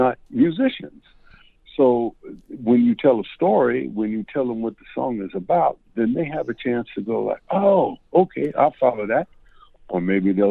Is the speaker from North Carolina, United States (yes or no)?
yes; Raleigh, North Carolina, United States; also born or lived in New York City, United States; when I was 3 weeks old, we moved back to Raleigh, North Carolina